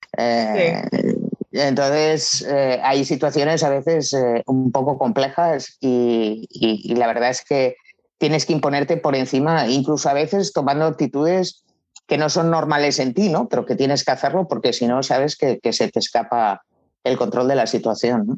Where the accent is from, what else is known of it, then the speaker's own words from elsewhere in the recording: Barcelona, Catalonia, Spain; tengo 53 años y soy natural de Barcelona